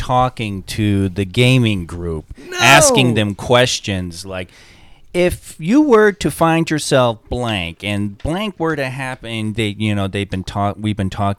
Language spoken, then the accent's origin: English; Long Island, New York, United States; I grew up on Long Island, which has a real deep fishing tradition